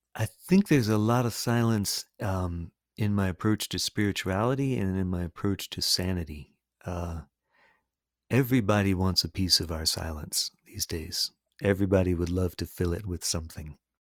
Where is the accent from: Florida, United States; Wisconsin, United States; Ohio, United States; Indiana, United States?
Florida, United States; Sarasota; first language English; I grew up in Sarasota, Florida